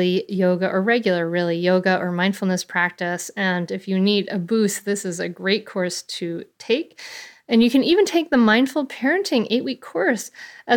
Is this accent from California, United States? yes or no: no; Bristol, Rhode Island, United States; I grew up in a little town called Bristol, Rhode Island.